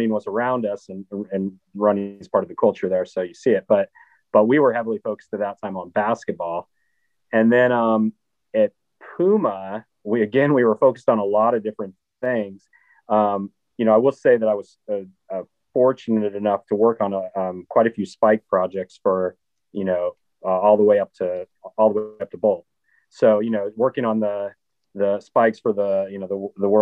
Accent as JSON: {"language": "English", "region": "Minnesota", "country": "United States", "tie": "born or raised there", "said": "I grew up in Minnesota, so the outdoors were just a big part of of my upbringing as well."}